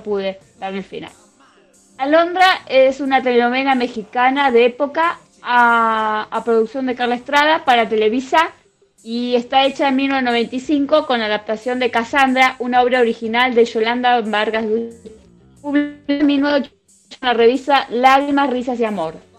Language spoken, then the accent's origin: Spanish; Argentina; nosotros los argentinos